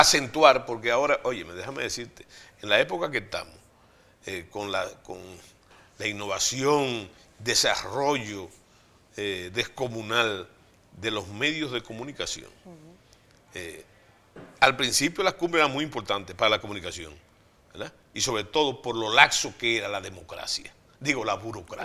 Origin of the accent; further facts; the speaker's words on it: Santiago de los Caballeros, Santiago, Dominican Republic; yo vengo de Santiago y Santiago de un barrio, viene mi abuelo, que es la joya de Santiago